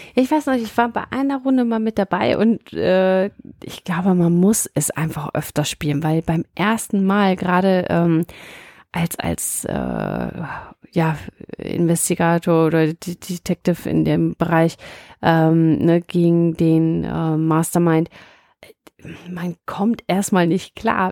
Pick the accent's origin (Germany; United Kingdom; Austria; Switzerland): Germany; Münsterland, North Rhine-Westphalia; Ich komme eher aus dem Münsterland äh, gebürtig